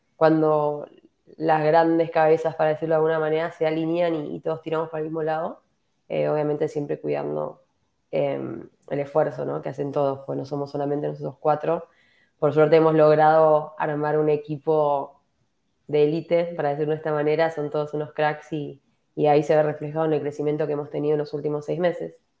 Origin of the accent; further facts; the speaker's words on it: Argentina; moved away as an adult; now in Santiago, Chile; soy de Argentina, estoy viviendo hace ocho años en, Santiago